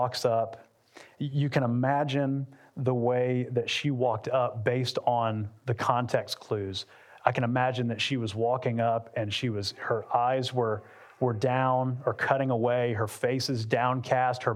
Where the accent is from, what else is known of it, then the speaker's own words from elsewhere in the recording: Atlanta, Georgia, United States; moved away as an adult; also born or lived in Lakeland, Florida; we're from Atlanta, but we spent the last 11 years in Central Florida and Lakeland